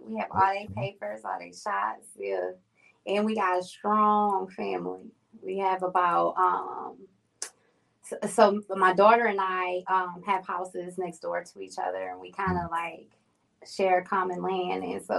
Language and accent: English; New York, United States; now in North Carolina, United States; Yes, I've been in Carolina for about 4 years now, too.